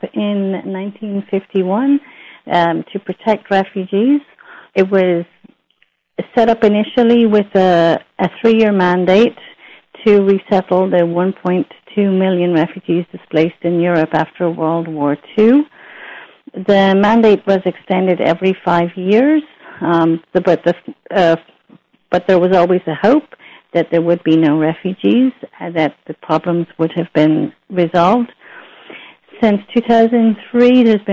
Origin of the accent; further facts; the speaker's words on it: Ireland; moved away as an adult; also born or lived in United States; I was an immigrant to the United States myself. I'm Irish. Then I immigrated to the U.S.